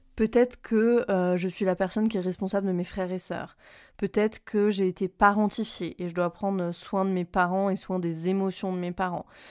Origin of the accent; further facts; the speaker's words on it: Reims, Grand Est, France; moved away; je rentre à Reims, euh, là où j'ai grandi